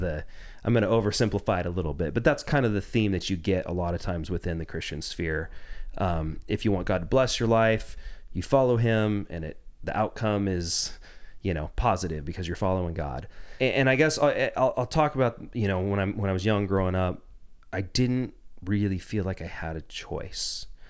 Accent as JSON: {"language": "English", "town": "Jacksonville", "region": "Oregon", "country": "United States", "tie": "born or raised there", "also_born_or_lived": "Ashland, Oregon", "said": "I grew up in Southern Oregon. I was born in nineteen eighty in Ashland and, um, spent most of my life actually just outside of Jacksonville"}